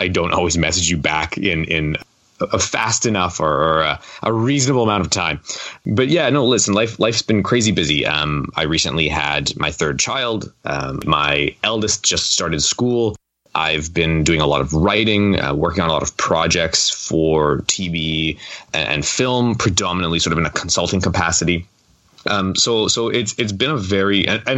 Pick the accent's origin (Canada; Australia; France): Canada; I'm Canadian